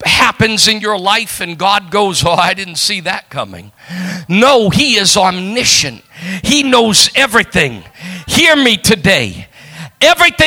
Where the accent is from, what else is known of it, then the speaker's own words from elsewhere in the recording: New England, United States; I come from New England